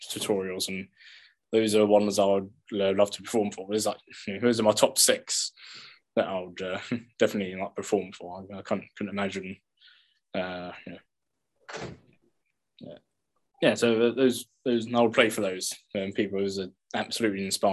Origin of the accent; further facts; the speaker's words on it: England, United Kingdom; growing up in England